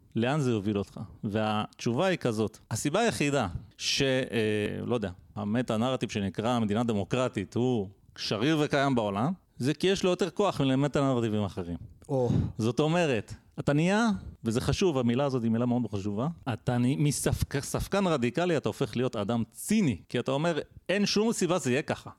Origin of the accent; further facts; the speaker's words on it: Israel; כשאנחנו גדלנו גם בישראל